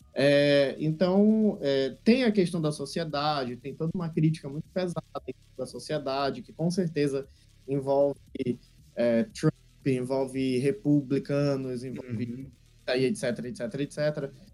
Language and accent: Portuguese; Brazil; como brasileiro que não desiste nunca